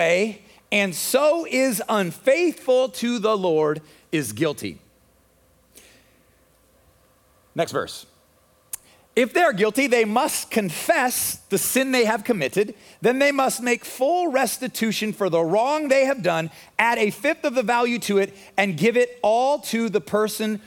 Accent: United States; as American Christians

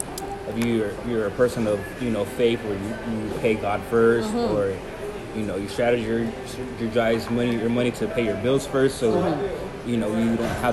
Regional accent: United States; born there; I was born here in the United States.

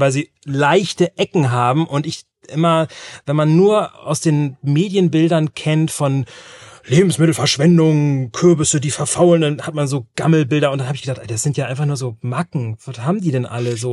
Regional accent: North Sea coast, Germany; moved away; in einem Dörfchen, da wo ich groß geworden bin, an der Nordseeküste

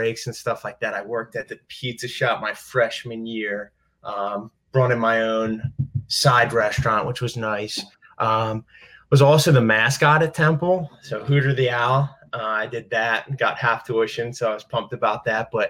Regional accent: Delaware County, Pennsylvania, United States; moved away as an adult; also born or lived in Philadelphia; now in Pittsburgh, United States; I grew up in Delaware County, Pennsylvania, also known as Delco

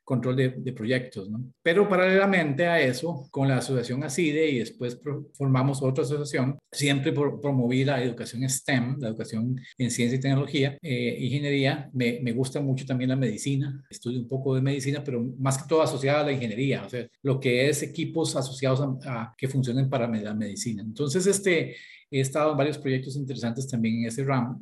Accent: Escazú, San José, Costa Rica; moved away; yo nací en Costa Rica, toda mi infancia la pasé en la zona de Escazú

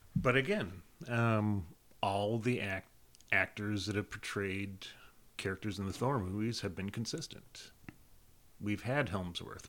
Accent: South Carolina, United States; I spent my teen years, um, in South Carolina, uh, middle school, junior high, high school, starting college, South Carolina

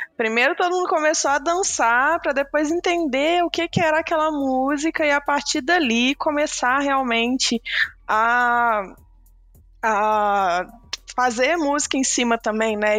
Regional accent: Belo Horizonte, Minas Gerais, Brazil; eu sou daqui de Belo Horizonte

